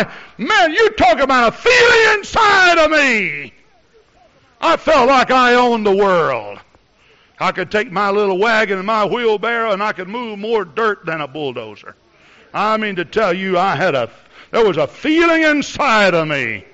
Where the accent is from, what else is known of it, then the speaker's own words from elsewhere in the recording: Texas, United States; You know, I came from Texas up here, and I like to use my imagination a lot, you know.